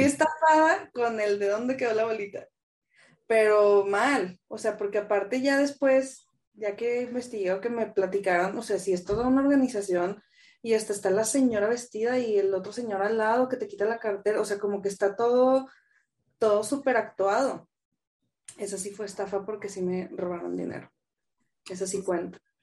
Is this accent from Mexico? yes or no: yes; Torreón, Coahuila, Mexico; moved away as an adult; now in Mexico City, Mexico; Soy de Torreón, le voy al Santos. Mm, llevo acá en la Ciudad de México, voy a cumplir 12 años ya. Pues me fui en el 2010, tenía 21, bien chiquilla